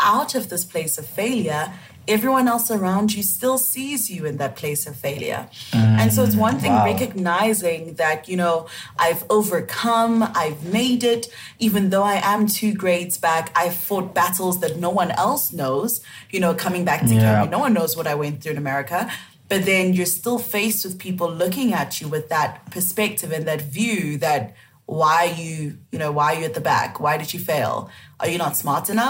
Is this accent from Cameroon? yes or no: yes; Cameroon; accent: West African; moved away; also born or lived in South Africa; I'm originally from Cameroon, so that is in West Africa.